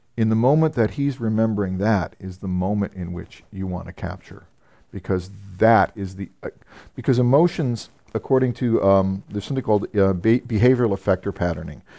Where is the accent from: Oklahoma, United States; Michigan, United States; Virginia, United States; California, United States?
California, United States; San Francisco; moved away; I'm from San Francisco originally